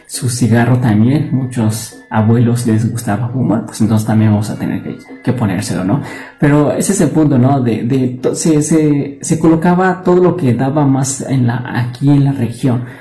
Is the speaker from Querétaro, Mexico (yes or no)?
yes; Tolimán, Querétaro, Mexico; soy del municipio de Tolimán, Querétaro